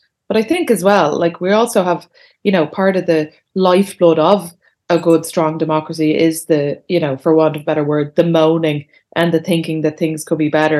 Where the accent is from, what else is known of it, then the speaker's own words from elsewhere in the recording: Ireland; we're Irish